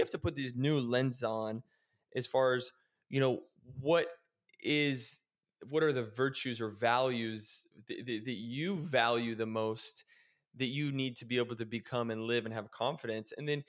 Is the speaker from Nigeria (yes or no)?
no; Oregon, United States; now in Arizona, United States; When I moved away from Oregon and I moved to Arizona, it was like a fresh start for me.